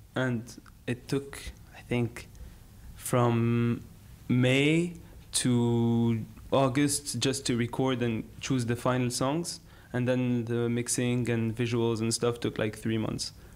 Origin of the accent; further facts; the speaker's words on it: Algiers, Algiers Province, Algeria; I grew up in Algiers